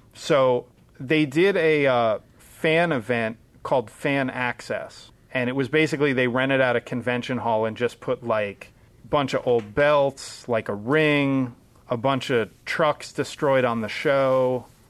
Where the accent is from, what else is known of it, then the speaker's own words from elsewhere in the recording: Pennsylvania, United States; also born or lived in Allentown; we're all from Pennsylvania